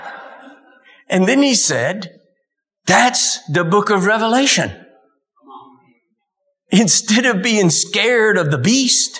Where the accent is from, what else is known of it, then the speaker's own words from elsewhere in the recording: Dallas, Texas, United States; I was born in Dallas